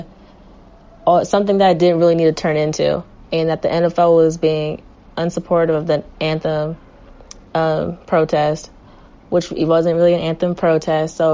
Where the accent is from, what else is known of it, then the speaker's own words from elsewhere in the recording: the Bay Area, California, United States; I'm from the Bay, so we're Niners fans